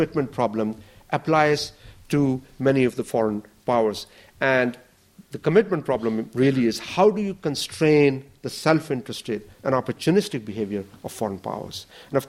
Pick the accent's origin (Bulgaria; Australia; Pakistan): Pakistan; I come from Pakistan